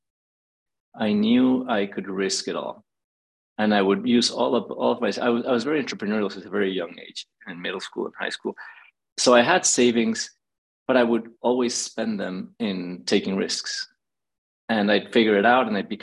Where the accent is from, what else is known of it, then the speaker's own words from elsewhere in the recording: Mexico City, Mexico; now in Los Angeles, United States; I was born in Mexico City